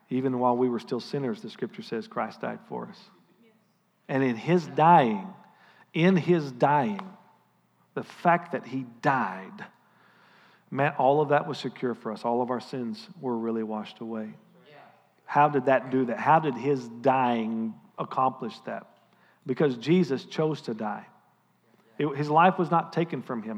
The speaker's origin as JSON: {"language": "English", "country": "United States", "said": "as your pastor and as an American"}